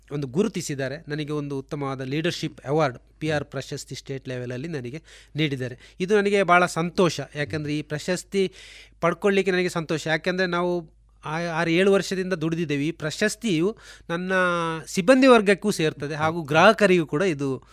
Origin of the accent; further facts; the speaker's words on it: Dakshina Kannada, Karnataka, India; ನಮ್ಮ ದಕ್ಷಿಣ ಕನ್ನಡದಲ್ಲಿ